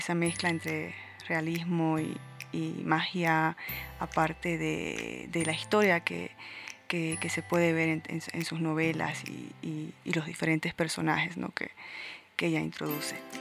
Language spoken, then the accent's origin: Spanish; Santiago de Chiquitos, Santa Cruz, Bolivia; soy boliviana, tengo 32 años y vengo de Santiago de Chiquitos, que es un pueblo pequeño, hermoso, que se encuentra en el oriente boliviano.